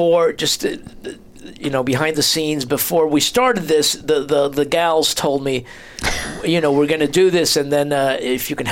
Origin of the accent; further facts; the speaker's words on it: New Jersey, United States; moved away as an adult; also born or lived in Florida; now in Los Angeles, United States; I grew up in New Jersey